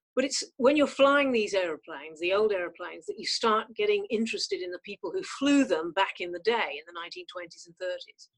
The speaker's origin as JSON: {"language": "English", "region": "North West England", "country": "United Kingdom", "tie": "born or raised there", "also_born_or_lived": "Canada", "said": "I did not come from a privileged background. I mean, we had a pizza restaurant in the north of England"}